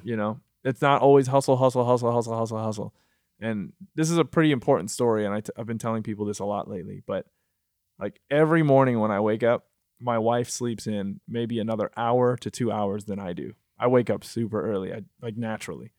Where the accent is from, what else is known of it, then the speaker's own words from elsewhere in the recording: Michigan, United States; moved away as an adult; also born or lived in Miami / New York; now in Los Angeles, United States; I'm from Michigan